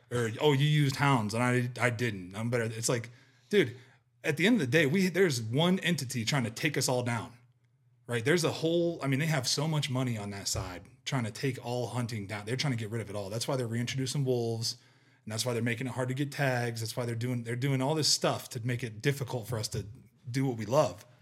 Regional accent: Ohio, United States; moved away; I grew up with whitetail in Ohio

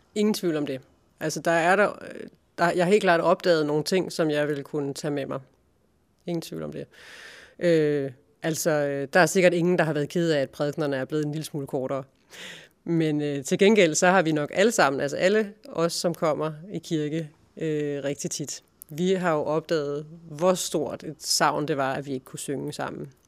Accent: Funder, Central Denmark Region, Denmark; moved away as an adult; also born or lived in Silkeborg / Berlin / Karlebo; Jeg er født i Funder, uden for Silkeborg, øh, i 1978. Og øh, gik i skole, i Funder skole

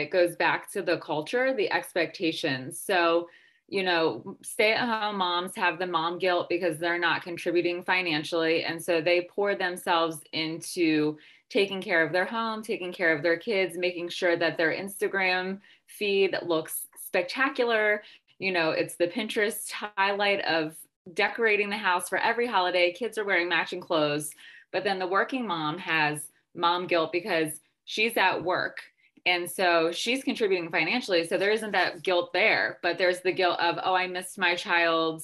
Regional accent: United States; I'm American

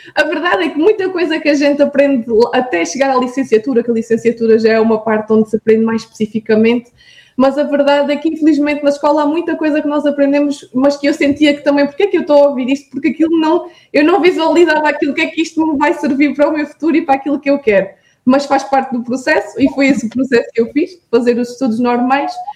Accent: Vidigueira, Alentejo, Portugal; now in Viana do Castelo, Portugal; eu sou um, natural da Vidigueira, que é uma, uma terra alentejana entre Beja e Évora

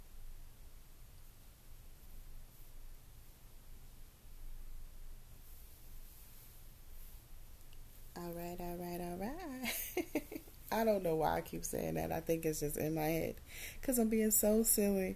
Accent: California, United States; I'm from California, a little town in California, but I definitely live very close to Los Angeles

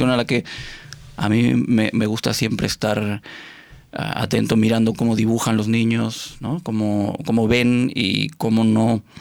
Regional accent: Argentina; born there; nací en Argentina

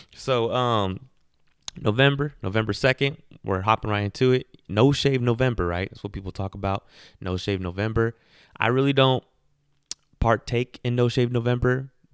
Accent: Garden Grove, California, United States; I'm from Garden Grove, and that's how we party

